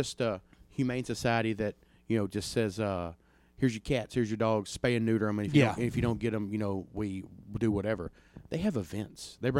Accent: East Tennessee, United States; I grew up in East Tennessee. My mother, I lived up there and lived in the mountains.

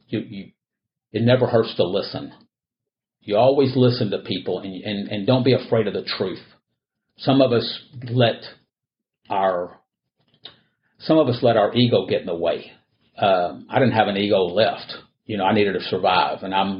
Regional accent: Houston, Texas, United States; I was born here in Houston

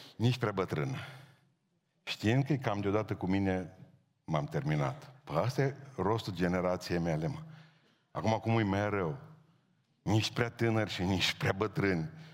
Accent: Bihor County, Romania; born or raised there

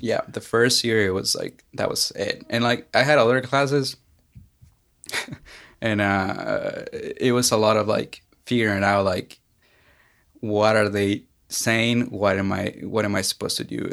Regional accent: Mexico; now in Knoxville, United States; I'm originally from Mexico

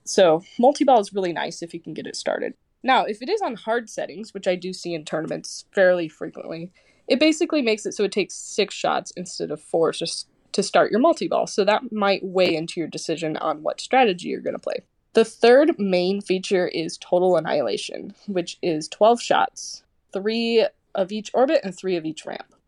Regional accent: Kansas City, United States; I'm from Kansas City

